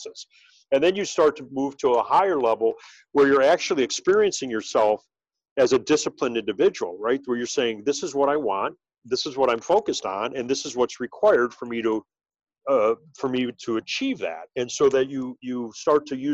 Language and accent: English; Cleveland, Ohio, United States; moved away as an adult; also born or lived in New York; now in Chicago, United States; I grew up in Cleveland, Ohio